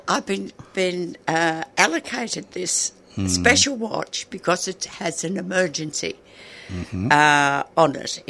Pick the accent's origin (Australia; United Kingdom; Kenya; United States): Australia; Mooroopna, Victoria; also born or lived in Cummeragunga, New South Wales; I was born in 1940 in Maroopna Base Hospital